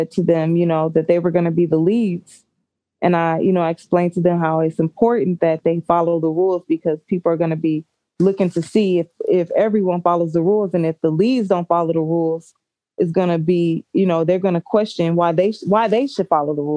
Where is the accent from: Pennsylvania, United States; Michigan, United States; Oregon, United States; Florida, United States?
Michigan, United States; Warren; I grew up in Warren